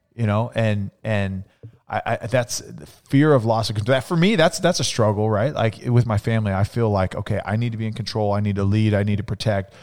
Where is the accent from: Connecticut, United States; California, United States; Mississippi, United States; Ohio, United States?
California, United States; Central; growing up, you know, in, in Central California, it was very different than growing up in Phoenix